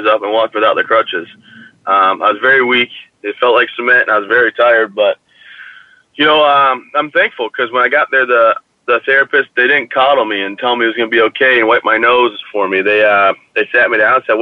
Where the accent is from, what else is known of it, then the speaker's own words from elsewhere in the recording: Michigan, United States; moved away as an adult; also born or lived in Maine / Colorado; I'm from Michigan originally. I love my hometown